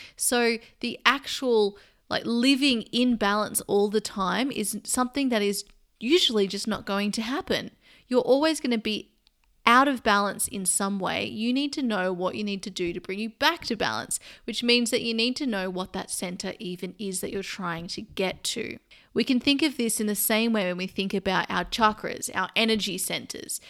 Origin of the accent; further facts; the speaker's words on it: Sydney, New South Wales, Australia; now in London, United Kingdom; I live in London and I'm actually from Sydney, Australia